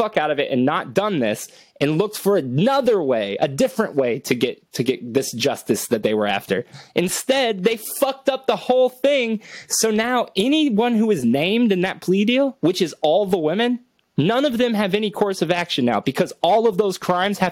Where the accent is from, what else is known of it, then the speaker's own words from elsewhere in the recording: Cuero, Texas, United States; I'm from Cuero, Texas